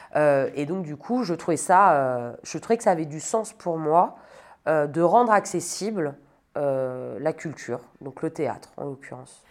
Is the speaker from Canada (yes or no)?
no; Sologne, Centre-Val de Loire, France; moved away as an adult; also born or lived in Metz; now in Paris, France; je viens de Sologne, j'ai grandi dans une euh, grande maison au milieu de la forêt avec mes parents et ma sœur